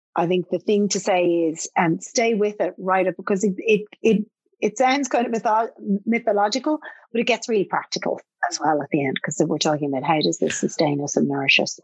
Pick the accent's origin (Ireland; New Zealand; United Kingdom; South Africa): Ireland; as an Irish person